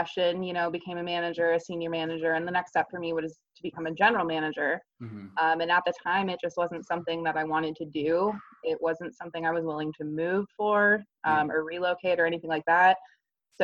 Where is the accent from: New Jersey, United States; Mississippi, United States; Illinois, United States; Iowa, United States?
Illinois, United States; Elgin; also born or lived in Plainfield, Illinois; I grew up in Illinois.